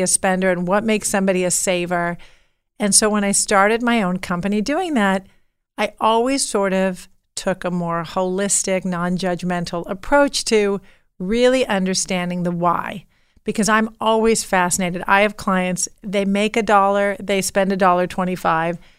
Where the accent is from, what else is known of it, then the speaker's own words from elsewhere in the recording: Beverly Hills, California, United States; growing up in Beverly Hills